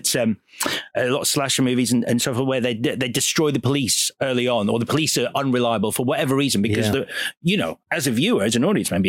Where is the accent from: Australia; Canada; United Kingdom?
United Kingdom; Leeds, Yorkshire and the Humber; so I'm from Leeds, yeah, so just Leeds.